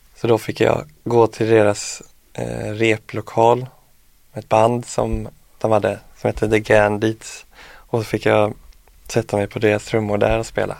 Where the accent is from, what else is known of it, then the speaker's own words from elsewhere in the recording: Jörlanda, Västra Götaland, Sweden; also born or lived in Örnsköldsvik; now in Stockholm, Sweden; hemma i Jörlanda